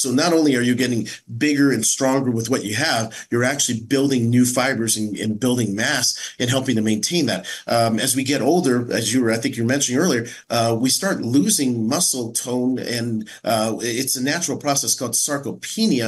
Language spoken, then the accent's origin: English; San Francisco, California, United States; As a as a Chinese American, I was raised in San Francisco